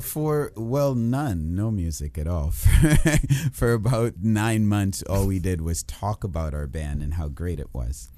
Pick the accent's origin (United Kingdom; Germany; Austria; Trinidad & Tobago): Trinidad & Tobago; also born or lived in Kitchener, Ontario; now in Toronto, Canada; I am from the island of Trinidad but now I am Canadian.